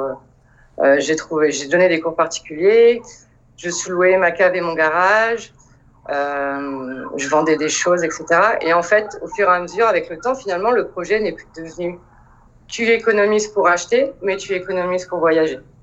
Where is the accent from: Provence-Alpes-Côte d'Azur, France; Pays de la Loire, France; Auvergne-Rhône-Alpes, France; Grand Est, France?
Pays de la Loire, France; Le Mans; moved away as an adult; also born or lived in Montpellier / Paris; Je suis originaire du Mans. Euh, donc j'ai vécu au Mans jusqu'à mes 20 ans.